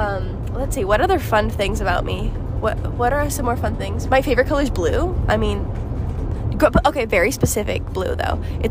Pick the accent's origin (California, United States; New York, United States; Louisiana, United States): California, United States; moved away as an adult; now in Provo, Utah, United States; I grew up in California, like we were saying. And I just moved to school in Utah, because I go to college there.